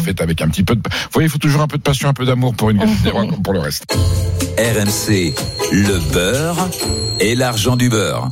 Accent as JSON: {"language": "French", "area": "Basque Country", "region": "Nouvelle-Aquitaine", "country": "France", "tie": "born or raised there", "said": "je viens du Pays-Bas"}